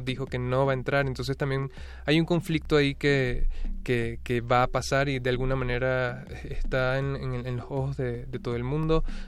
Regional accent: Venezuela

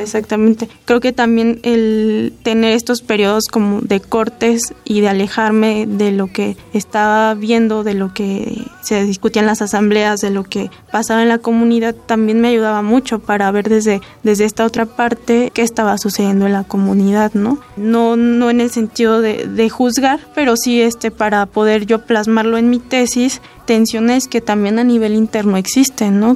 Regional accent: Pátzcuaro, Michoacán, Mexico; yo soy de Pátzcuaro

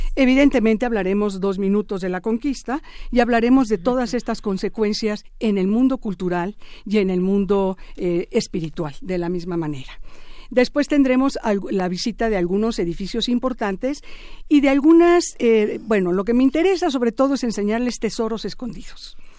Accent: Mexico; soy mexicana igual que ustedes

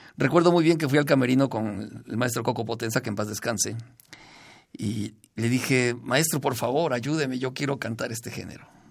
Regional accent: Zacatlán, Puebla, Mexico; Yo soy de Zacatlán, Puebla

